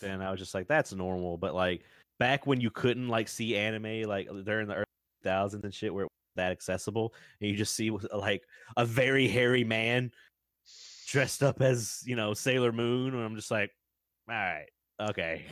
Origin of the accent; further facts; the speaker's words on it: the South, United States; I'm from the South